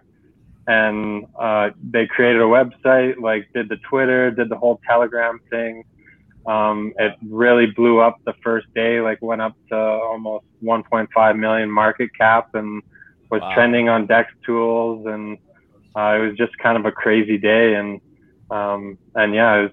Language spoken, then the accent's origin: English; Canada; I'm from Canada